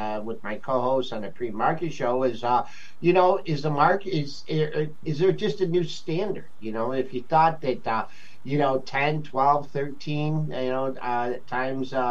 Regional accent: Monroe, Michigan, United States; I'm actually from a small town just south of Detroit called Monroe, Michigan

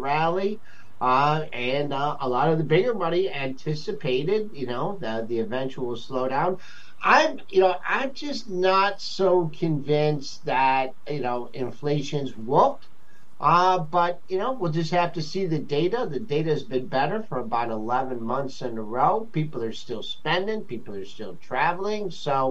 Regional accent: Monroe, Michigan, United States; I'm actually from a small town just south of Detroit called Monroe, Michigan

